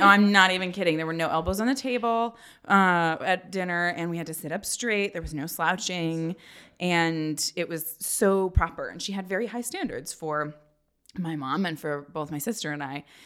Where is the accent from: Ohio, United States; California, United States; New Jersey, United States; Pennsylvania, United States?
California, United States; Northern; moved away; I grew up in Northern California